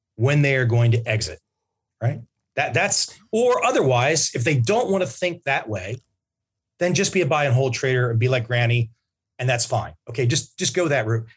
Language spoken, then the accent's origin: English; United States; moved away; my home country